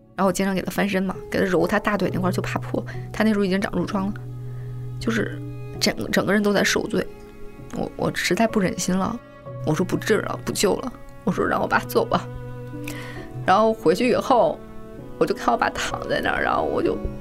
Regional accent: Beijing, China; 我是北京人

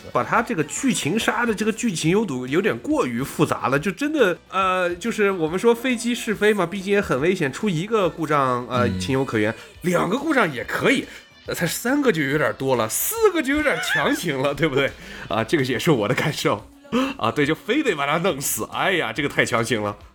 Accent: Xinjiang, China; moved away; 我本身是新疆人，我们那儿啊。确实有很多的飞行空军基地

